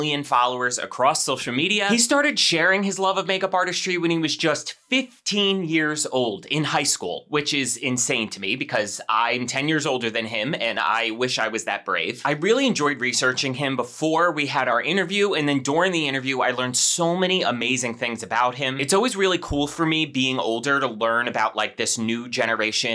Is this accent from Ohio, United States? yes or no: no; Western New Jersey, United States; I was Western New Jersey, practically Pennsylvania